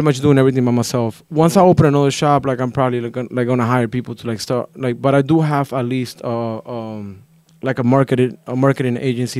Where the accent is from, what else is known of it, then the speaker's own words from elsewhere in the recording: Lima, Peru; now in Sanford, United States; I'm Peruvian. I'm from Lima.